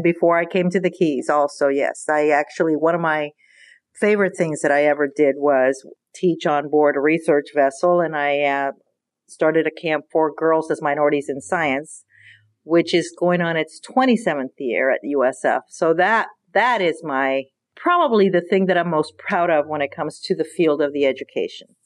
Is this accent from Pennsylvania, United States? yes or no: no; Pinellas County, Florida, United States; also born or lived in Cuba; I grew up in Pinellas County